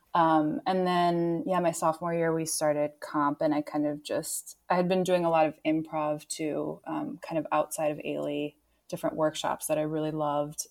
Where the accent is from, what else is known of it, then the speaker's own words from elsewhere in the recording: Minneapolis, Minnesota, United States; I grew up in Minneapolis. I'm from here